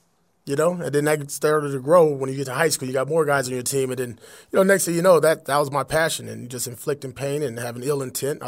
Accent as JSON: {"language": "English", "town": "Compton", "region": "California", "country": "United States", "tie": "born or raised there", "said": "growing up in Compton"}